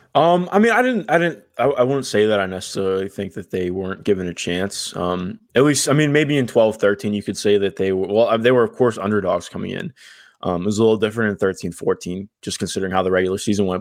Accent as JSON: {"language": "English", "town": "Cleveland", "region": "Ohio", "country": "United States", "tie": "born or raised there", "said": "I grew up in Cleveland"}